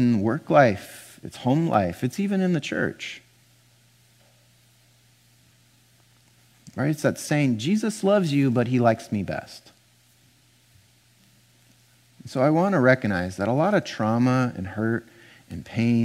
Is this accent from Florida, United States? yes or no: no; Pasadena, California, United States; now in Portland, United States; I grew up in Pasadena, California